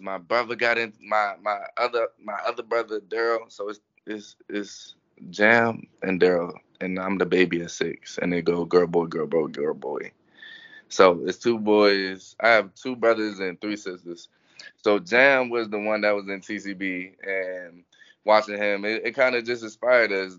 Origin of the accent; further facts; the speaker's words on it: Fort Washington, Maryland, United States; moved away as an adult; now in Gainesville, United States; I grew up right in Maryland